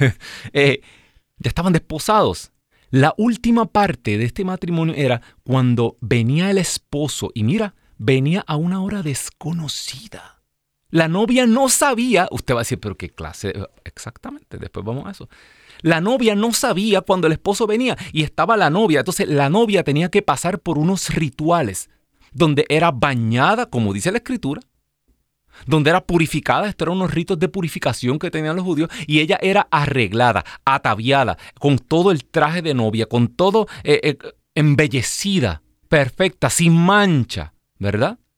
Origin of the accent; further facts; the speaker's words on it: Ciales, Puerto Rico; cuando yo estaba en primer grado, imagínese, de las hijas de María Auxiliadora, allá en, en el colegio de mi pueblo de Ciales, Puerto Rico